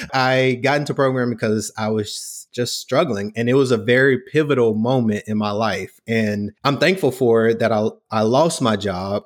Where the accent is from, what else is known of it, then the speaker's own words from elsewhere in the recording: the South, United States; I grew up in the South